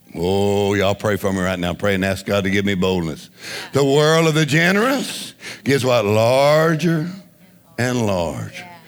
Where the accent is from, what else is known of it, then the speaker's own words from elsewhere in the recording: Louisiana, United States; we're from Louisiana